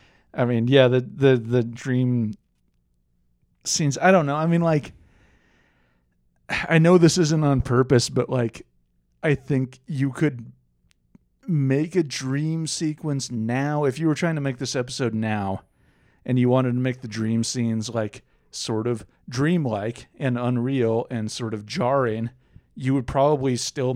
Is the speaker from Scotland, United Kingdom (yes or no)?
yes; Scotland, United Kingdom; I'm Scottish.